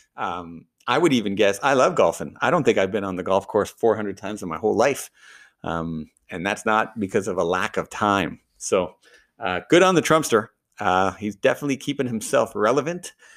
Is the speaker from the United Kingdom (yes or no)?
no; Canada; I'm Canadian.